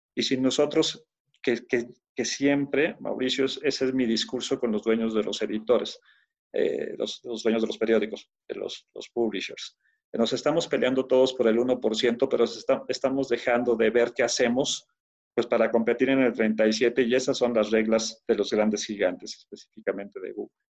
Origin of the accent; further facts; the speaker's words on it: Torreón, Coahuila, Mexico; now in Mexico City, Mexico; nací en Torreón, Coahuila. Entonces eh, crecí en la, en la redacción de un periódico porque mi padre trabajaba eh, en, un periódico de Torreón